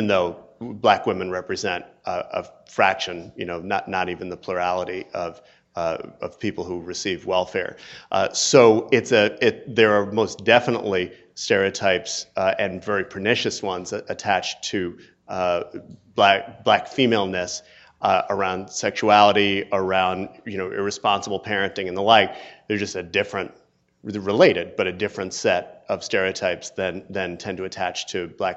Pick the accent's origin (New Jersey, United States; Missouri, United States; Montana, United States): New Jersey, United States; I'm black and I'm also a man and I'm also from New Jersey